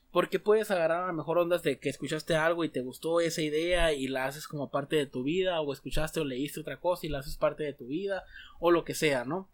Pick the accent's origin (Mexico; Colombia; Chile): Mexico